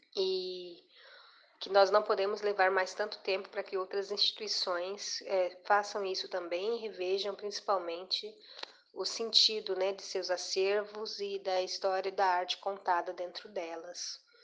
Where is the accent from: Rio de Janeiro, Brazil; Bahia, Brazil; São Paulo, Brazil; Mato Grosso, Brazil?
Mato Grosso, Brazil; Cuiabá; moro em Cuiabá, Mato Grosso, onde eu nasci